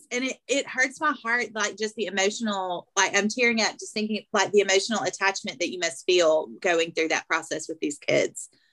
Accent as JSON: {"language": "English", "region": "Arkansas", "country": "United States", "accent": "thick southern", "moved": "yes", "said": "my accent is thick obviously um, but when i go to arkansas it does change it goes back"}